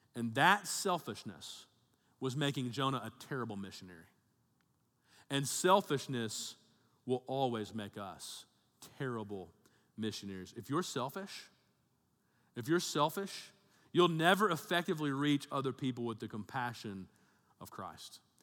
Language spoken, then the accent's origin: English; Birmingham, Alabama, United States; also born or lived in Tennessee; my family's all from Tennessee, but I grew up in Alabama 'cause my dad was a pastor down there, and we moved down to, uh, Birmingham, uh, area when I was in, uh, third grade, eight years old.